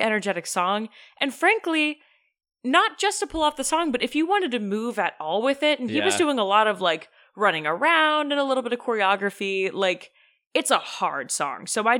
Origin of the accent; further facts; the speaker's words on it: Concord, North Carolina, United States; Jackson, well, I grew up in Concord, North Carolina.